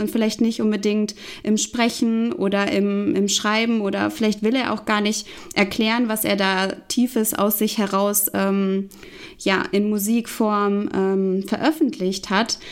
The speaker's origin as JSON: {"language": "German", "town": "Hanover", "region": "Lower Saxony", "country": "Germany", "tie": "born or raised there", "said": "in Hannover, meine Heimatstadt"}